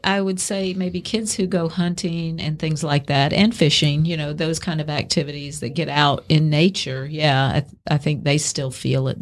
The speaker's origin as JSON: {"language": "English", "region": "the South", "country": "United States", "said": "I'm a Southerner"}